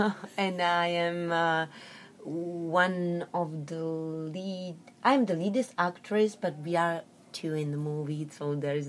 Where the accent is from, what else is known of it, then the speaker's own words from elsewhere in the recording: Czechia; I am from Czech Republic